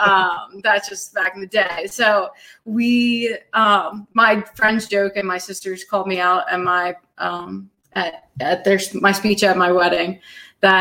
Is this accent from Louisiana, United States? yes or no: no; Philadelphia, Pennsylvania, United States; moved away; I grew up in Northeast Philadelphia